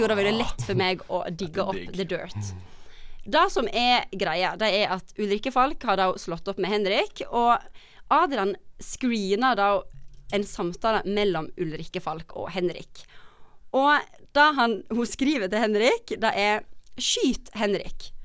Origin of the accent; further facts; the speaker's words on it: Hafslo, Vestland, Norway; moved away; Hafslo heter det